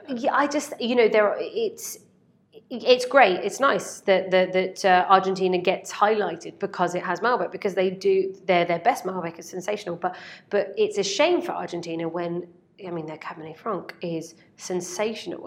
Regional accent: Basingstoke, South East England, United Kingdom; I'm from Basingstoke

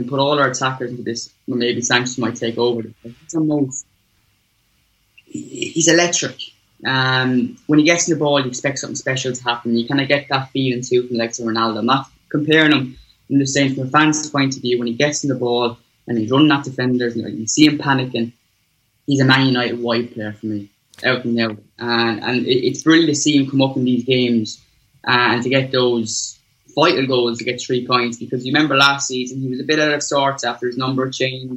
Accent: Ireland; I grew up here in Ireland.

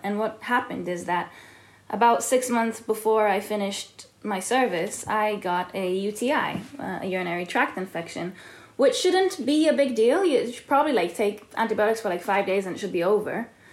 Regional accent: Tel Aviv, Tel Aviv District, Israel; moved away; also born or lived in California; I was born and raised in Tel Aviv and in California

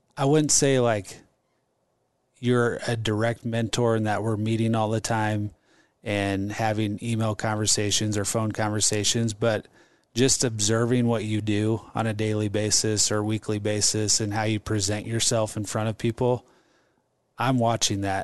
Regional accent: Omaha, Nebraska, United States; stayed in Omaha and got a degree in management and marketing

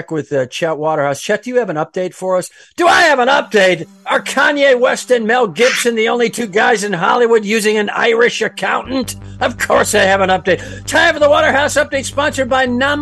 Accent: Calabria, Italy; moved away; I'm from Calabria in Italy.

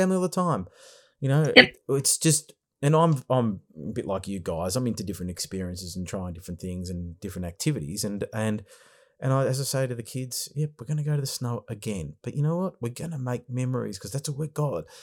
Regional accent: Australia; we're from Australia here

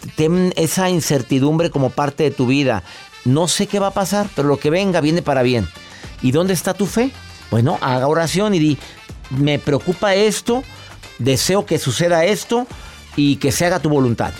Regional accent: Mexico; soy mexicano

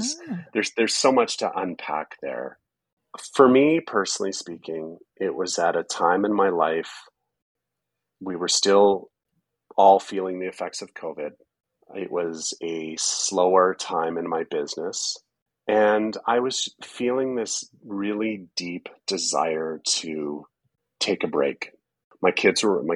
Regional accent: Prince George, British Columbia, Canada; moved away as an adult; also born or lived in Kelowna, British Columbia / Nelson, British Columbia; now in Calgary, Canada; I grew up between Prince George and Kelowna

